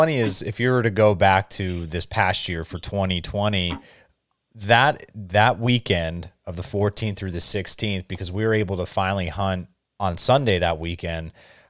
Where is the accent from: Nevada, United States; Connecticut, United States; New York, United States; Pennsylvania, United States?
Pennsylvania, United States; Northeast; now in central Pennsylvania, United States; back at home where I grew up in Northeast PA, it always seems to be like the rut is a little bit earlier compared to what it is here where I live now in central Pennsylvania.